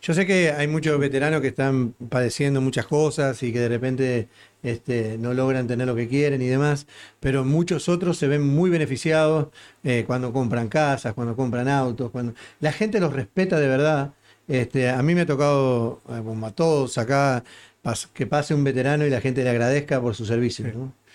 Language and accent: Spanish; Uruguay; now in United States